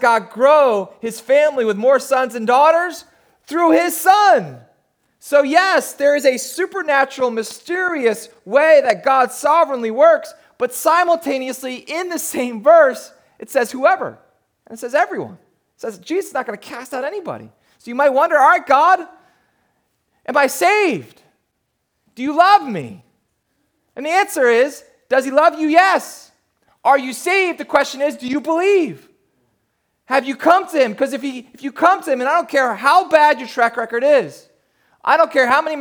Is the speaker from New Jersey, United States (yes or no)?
yes; New Jersey, United States; I grew up down in South Jersey